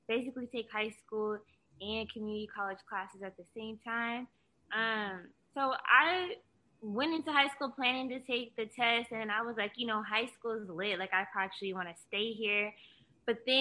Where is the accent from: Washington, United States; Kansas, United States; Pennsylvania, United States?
Washington, United States; Bremerton; moved away; No disrespect to Bremerton, because that's where I came from